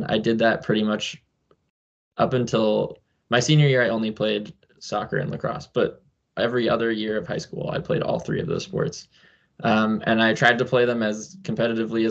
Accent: New Hampshire, United States; I grew up in New Hampshire and still live there

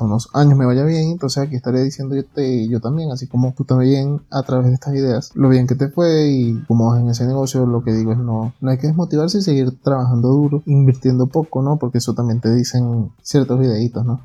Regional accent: Venezuela; moved away as an adult; now in Ecuador; yo soy venezolano

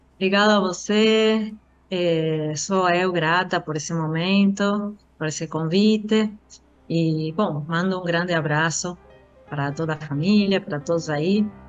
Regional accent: Argentina; Portuguese is a second language; moved away; eu sou argentina

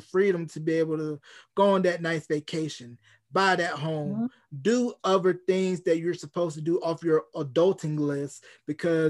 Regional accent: Roanoke Rapids, North Carolina, United States; now in New Mexico, United States; my hometown of Runner Rapids, North Carolina

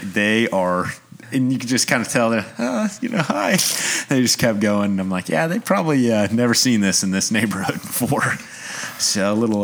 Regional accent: Oklahoma City, Oklahoma, United States; moved away as an adult; now in Tulsa, United States; I grew up in Oklahoma City.

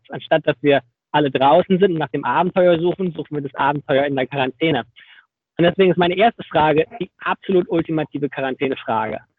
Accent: Berlin, Germany; moved away as an adult; also born or lived in Netherlands; Naja, ich bin ja ursprünglich aus Berlin und äh, habe da auch studiert. Und dann nach dem Studium bin ich für fünf Jahre nach Holland gegangen für meinen Doktor.

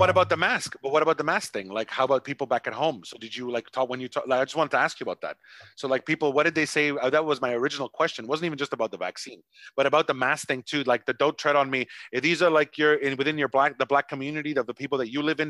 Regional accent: Canada; now in Vietnam

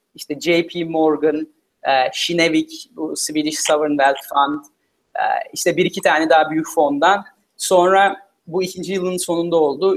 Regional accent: Turkey; moved away as an adult; also born or lived in United States / Philippines; liseye kadar Türkiye'de okudum. E, sonra Amerika'da okumaya karar verdim üniversiteyi.

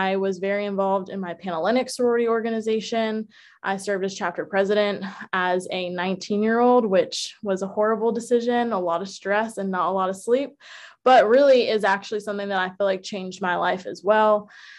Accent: Atlanta, Georgia, United States; also born or lived in Philadelphia / New Jersey / District of Columbia, United States; I was born in Philadelphia, also like …, but I call Atlanta home. That's where I spent the most formative years of my life.

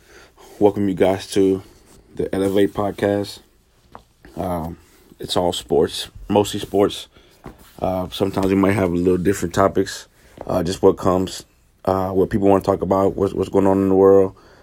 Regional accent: Houston, Texas, United States; I'm from Houston, Texas.

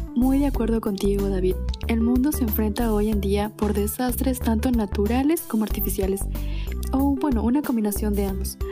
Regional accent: Puerto Francisco de Orellana, Orellana, Ecuador; soy del COCA

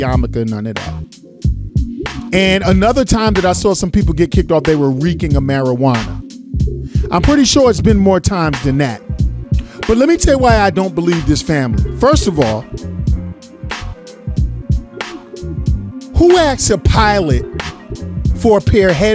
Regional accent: New York City, New York, United States; I'm from New York City

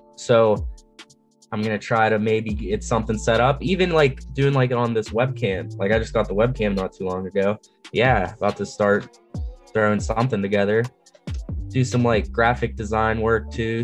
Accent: Greensburg, Pennsylvania, United States; I'm from Greensburg, Pennsylvania. It's like west southwest PA

